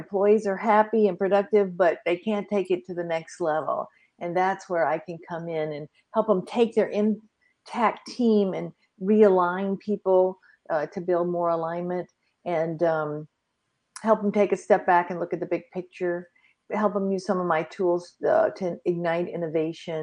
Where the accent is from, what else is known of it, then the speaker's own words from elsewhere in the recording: Vicksburg, Mississippi, United States; moved away; also born or lived in Phoenix, Arizona / Dallas, Texas; I'm calling in from Vicksburg, Mississippi. That's on the river